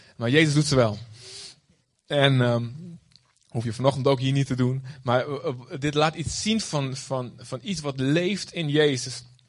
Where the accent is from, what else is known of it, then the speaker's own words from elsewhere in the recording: Olst, Overijssel, Netherlands; moved away as an adult; also born or lived in Boskamp; now in Aruba; Ik ben opgegroeid in Olst